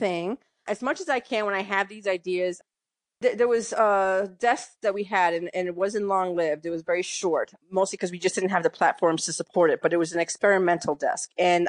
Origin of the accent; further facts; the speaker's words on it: Bronx, New York, United States; also born or lived in Massachusetts / Connecticut; No, I grew up in New York, mostly in the Bronx. I was the middle of, you know, three kids, three sisters. And we moved around later, you know, when I was about 18, 19, my dad started to move us around between New York, Massachusetts, and Connecticut for his job.